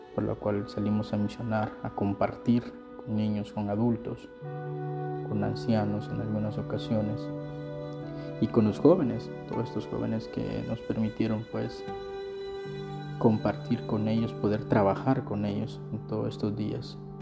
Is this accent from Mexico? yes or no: no; San Pedro Sula, Cortés, Honduras; yo regresé a mi ciudad natal, San Pedro Sula